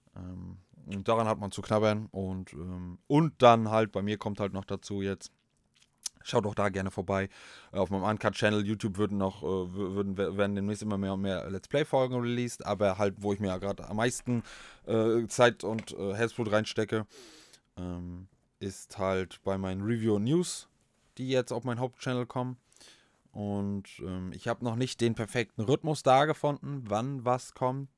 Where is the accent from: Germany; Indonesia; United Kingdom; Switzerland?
Germany; Northern Germany; wir sind Fischköppe